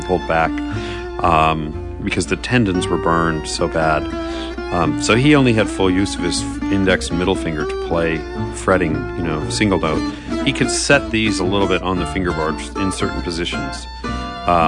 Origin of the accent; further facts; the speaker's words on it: Southern California, United States; moved away as an adult; also born or lived in Wisconsin / Los Angeles; now in Nashville, United States; I grew up in Southern California, born in Wisconsin, but raised in Southern California for most of my life